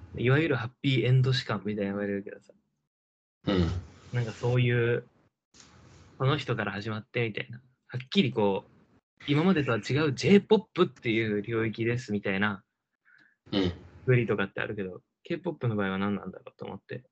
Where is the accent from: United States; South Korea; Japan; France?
South Korea; 一韓国人